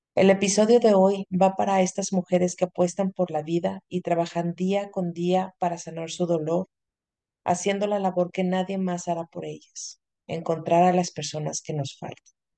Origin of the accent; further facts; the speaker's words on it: Mexico; mágico que tenemos los, los mexicanos